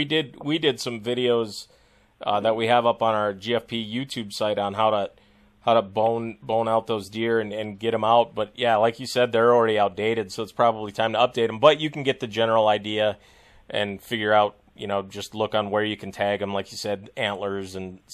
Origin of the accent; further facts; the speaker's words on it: Sisseton, South Dakota, United States; I grew up in Siston, but I got family up in that Rossalt